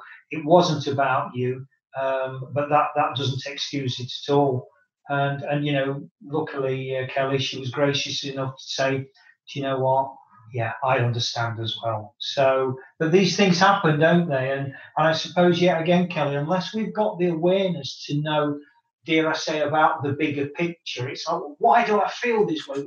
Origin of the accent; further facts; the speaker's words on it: United Kingdom; moved away; my hometown in the UK